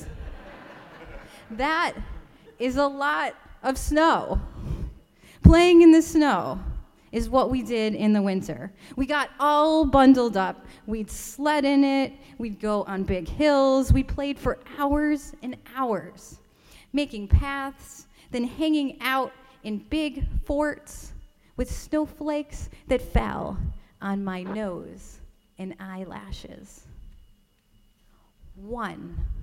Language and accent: English; Rochester, New York, United States; I grew up in Rochester, New York, in upstate New York